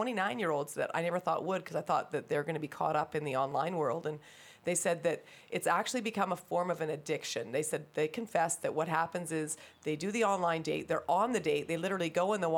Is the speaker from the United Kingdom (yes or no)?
no; Rossland, British Columbia, Canada; now in Kamloops, Canada; I grew up in Rossland